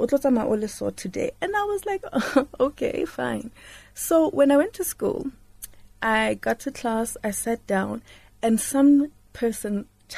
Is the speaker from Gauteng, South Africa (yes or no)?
yes; Johannesburg, Gauteng, South Africa; I grew up in Lanesia South